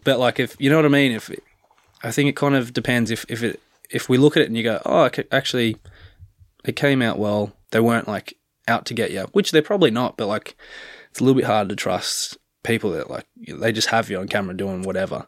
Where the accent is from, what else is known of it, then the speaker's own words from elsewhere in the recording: Canberra, Australian Capital Territory, Australia; moved away as an adult; now in Galway, Ireland; growing up in Australia